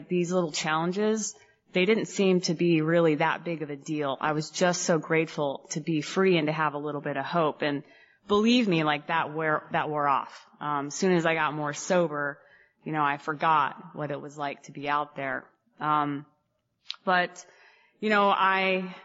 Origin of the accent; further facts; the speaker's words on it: Phoenix, Arizona, United States; I'm from Phoenix